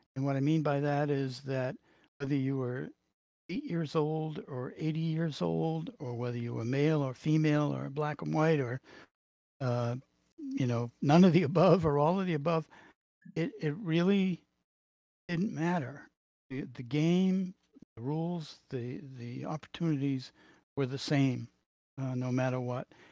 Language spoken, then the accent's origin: English; Boston, Massachusetts, United States; accent: Boston; my Boston accent